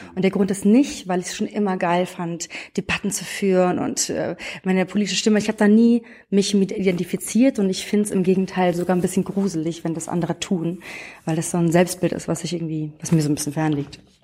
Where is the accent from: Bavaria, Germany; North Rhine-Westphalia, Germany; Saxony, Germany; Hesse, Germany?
Hesse, Germany; Frankfurt am Main; Ich bin aus Frankfurt am Main, aus der, nicht aus dem Umland von Frankfurt, sondern aus der Stadtmitte tatsächlich. Bin in so einem äh, Techie-Haushalt groß geworden